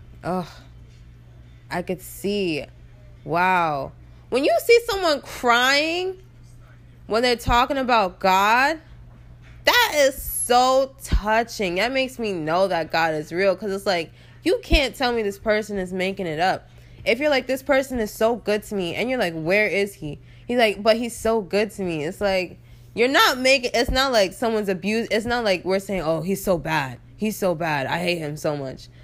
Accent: New York, United States; I live in New York. Well, I'm from New York

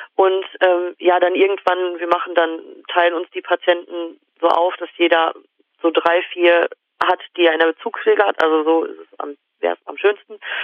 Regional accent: Germany; in diesem Dorf gelebt, da in dem wir äh, gewohnt haben

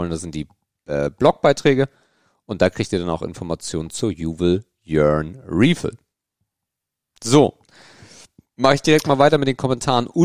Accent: Northern Germany, Germany; Ich komme ja aus dem Norden

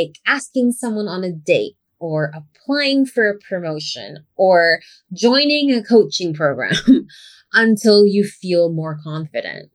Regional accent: Philippines; first language English; I was raised as English being my first language, obviously. And even though I eventually learned how to speak our native language

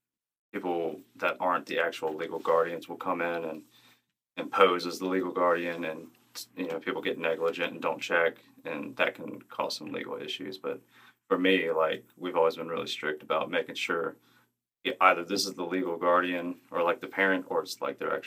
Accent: Mobile, Alabama, United States; Mobile, Alabama.

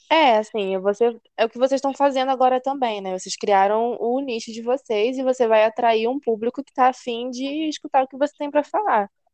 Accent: Campos dos Goytacazes, Rio de Janeiro, Brazil; moved away as an adult; now in Lumiar, Brazil; Campos, né? Minha terrinha natal

